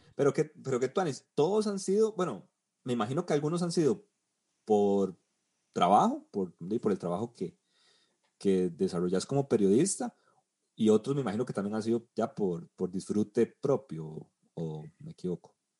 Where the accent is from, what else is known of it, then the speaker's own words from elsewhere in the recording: Costa Rica; moved away; uno como tico